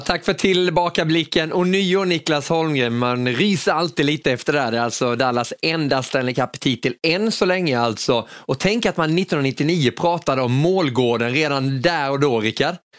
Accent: Kronoberg County, Sweden; jag växte upp där i Kronoberg

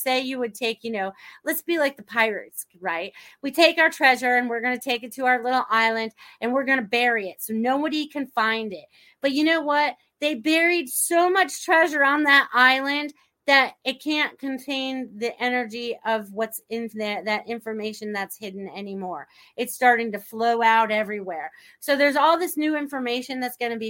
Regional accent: Norwalk, Connecticut, United States; moved away; also born or lived in Maine; I grew up in Norwalk, Connecticut originally, and then my father moved us to Maine.

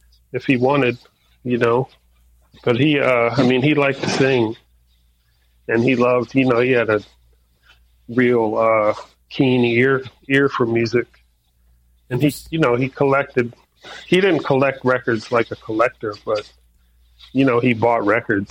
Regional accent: Hampton, Virginia, United States; moved away as an adult; also born or lived in Bridgeport, Connecticut / Boston; now in California, United States; I was born in Bridgeport, Connecticut. But I grew up in Hampton, Virginia

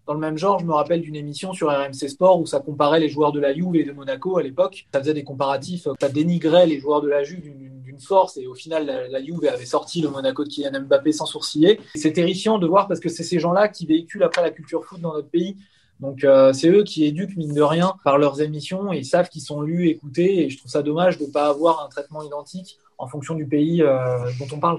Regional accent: Épinay-sur-Seine, Île-de-France, France; je suis né en France, hein, je suis né à Épinay-sur-Seine dans le 93, et mes parents sont des émigrés calabrais

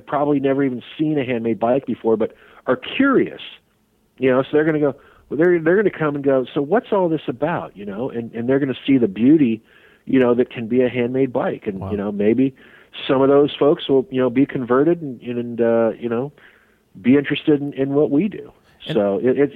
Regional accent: Sacramento, California, United States; moved away; going back to my hometown

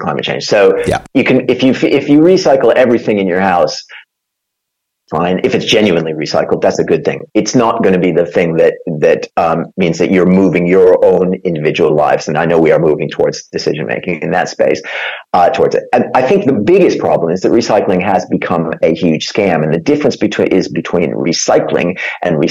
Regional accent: Minnesota, United States; moved away as an adult; now in United Kingdom; I was born in Minnesota

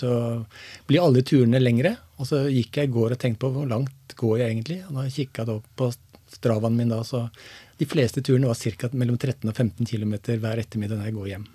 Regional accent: Seljord, Vestfold og Telemark, Norway; jeg er eh, født og oppvokst i Seljord. I en liten bygd som heter Dyrlandsdalen.

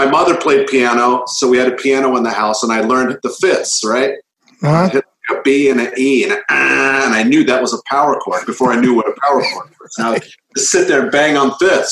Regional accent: California, United States; also born or lived in England; we moved to California from England. I was about 5 years old

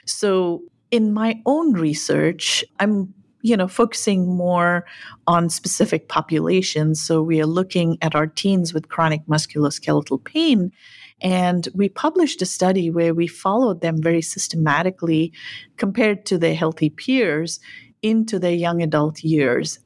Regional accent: Nilgiri Hills, Tamil Nadu, India; now in United States; I spent some years growing up in India, in the south, in what's called the Nilgiri Hills

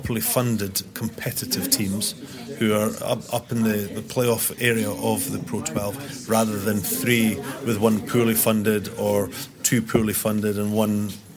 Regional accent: Dundee, Scotland, United Kingdom; I'm from Dundee

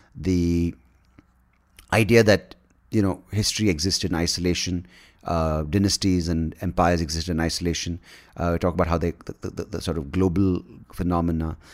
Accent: Bangalore, Karnataka, India; also born or lived in Hyderabad; I'm from Bangalore, I live in Bangalore

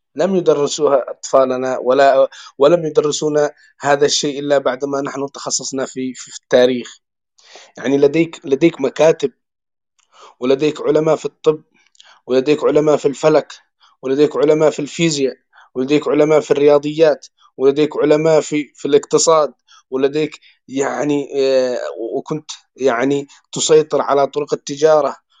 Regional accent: Yemen; عندنا في اليمن

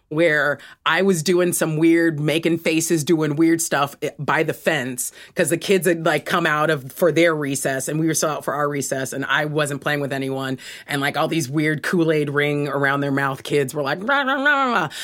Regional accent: Los Angeles, California, United States; moved away as an adult; now in United Kingdom; I was born in Los Angeles, California

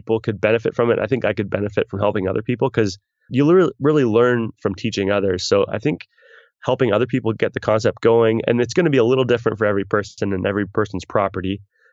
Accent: Canada; me being a Canadian

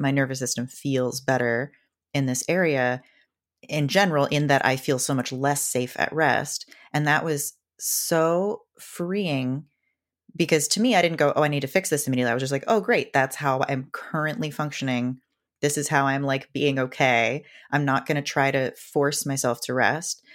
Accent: Seattle, Washington, United States; I grew up in Seattle

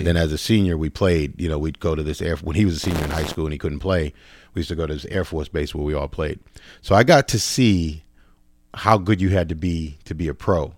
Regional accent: Boston, Massachusetts, United States; moved away as an adult; also born or lived in Virginia / New York City; now in Los Angeles, United States; I'm originally from Boston, like, kinda like Dorchester, Roxbury

